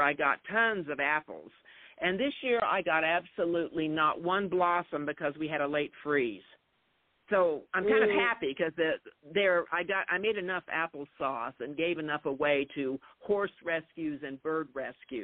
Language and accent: English; New Mexico, United States; moved away; I'm from New Mexico originally. So when I moved back about 9 years ago